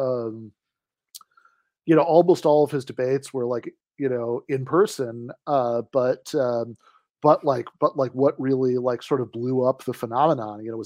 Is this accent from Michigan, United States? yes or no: yes; Michigan, United States; my home state of Michigan